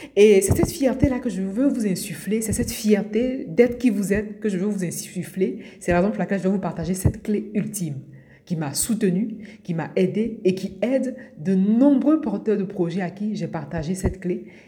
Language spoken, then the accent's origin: French; Abidjan, Côte d’Ivoire; moved away as an adult; now in France; Je suis née à Abidjan, en Côte d'Ivoire. J'ai grandi euh, à Abidjan, en Côte d'Ivoire. Et je suis arrivée en France pour faire mes études.